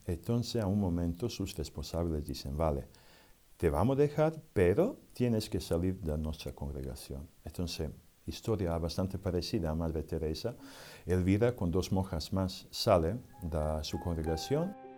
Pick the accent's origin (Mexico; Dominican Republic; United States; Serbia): Serbia; Spanish is a second language; moved away; Vengo de Serbia, que antes era Yugoslavia